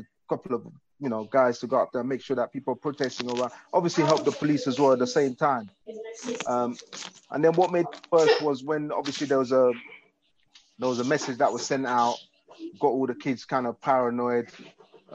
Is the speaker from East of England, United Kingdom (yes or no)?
no; London, United Kingdom; my hometown, you know, London, my hometown